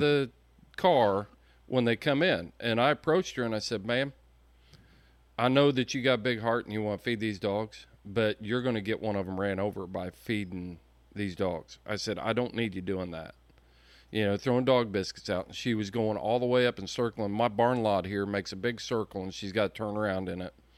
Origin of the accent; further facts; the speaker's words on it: Indiana, United States; I'm from Indiana